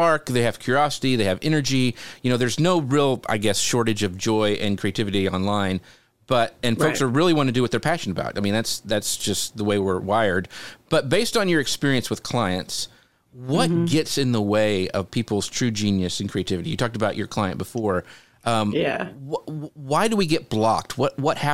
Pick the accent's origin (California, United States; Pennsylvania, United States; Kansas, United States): Kansas, United States; I grew up in Kansas.